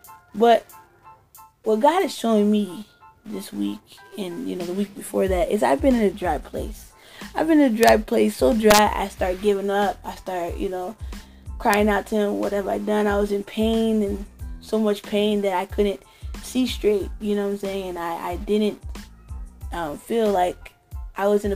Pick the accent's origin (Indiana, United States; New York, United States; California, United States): California, United States; Growing up in Cali